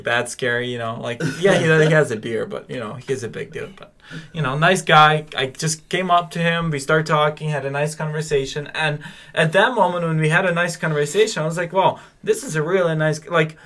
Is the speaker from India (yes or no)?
no; Ukraine; I'm from Ukraine